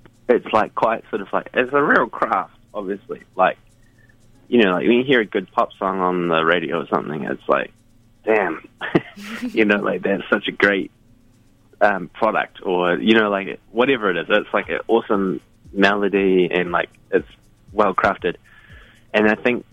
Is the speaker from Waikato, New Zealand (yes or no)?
no; Christchurch, Canterbury, New Zealand; now in Auckland, New Zealand; I'm initially from Christchurch.